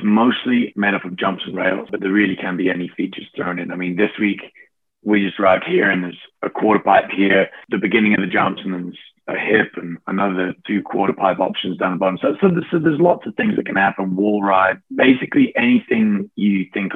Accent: Sheffield, Yorkshire and the Humber, United Kingdom; I grew up in Sheffield

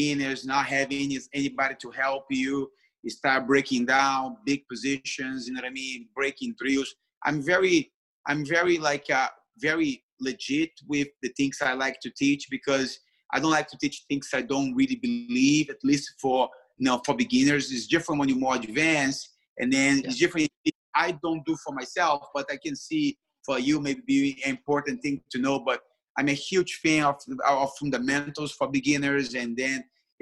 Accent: Brazil; English is a second language; moved away as an adult; now in New York, United States; I came from Brazil

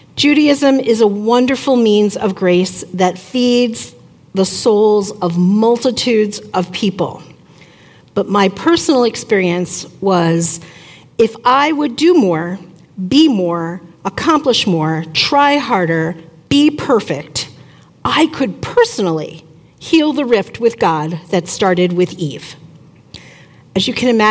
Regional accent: Long Island, New York, United States; moved away as an adult; also born or lived in Syracuse, New York; now in Mankato, United States; I grew up on Long Island, about an hour outside of New York City

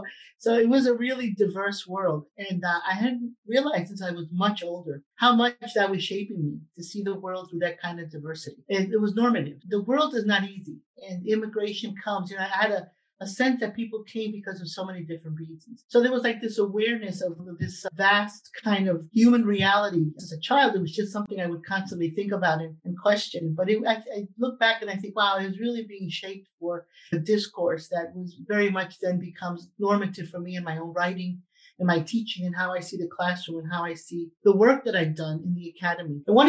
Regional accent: New York City, New York, United States; also born or lived in Cuba / Texas; So I was raised in New York. I was raised in Brooklyn.

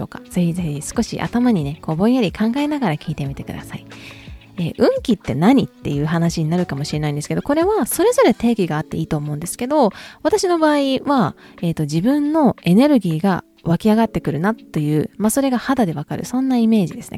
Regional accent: Kansai, Japan; accent: Kansai-ben; 私普段関西弁バリバリなので

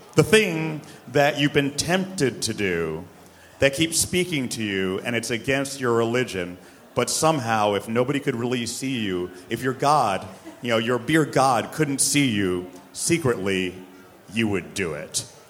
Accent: New York City, New York, United States; I'm born and bred in New York City. I'm a New York City person.

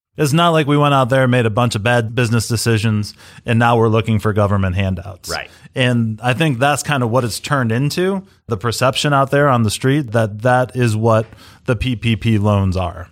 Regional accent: United States; we're all American.

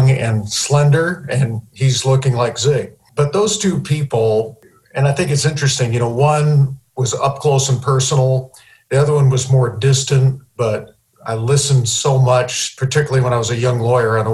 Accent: Syracuse, New York, United States; moved away as an adult; now in Oklahoma City, United States; I left Syracuse, which is my hometown.

